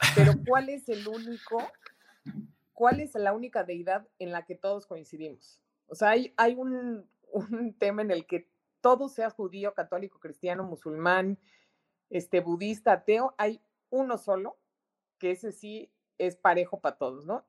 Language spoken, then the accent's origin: Spanish; Mexico; es un gran reto el que tenemos como mexicanos, enorme